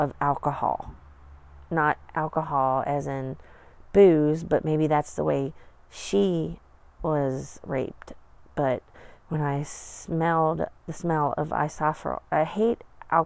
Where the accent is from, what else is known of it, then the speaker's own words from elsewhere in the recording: Appalachia, United States; we came from Appalachia